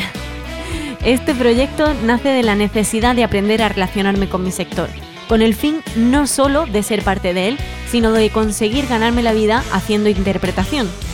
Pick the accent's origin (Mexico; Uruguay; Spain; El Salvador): Spain; San José, Andalusia; la plaza de mi pueblo, en San José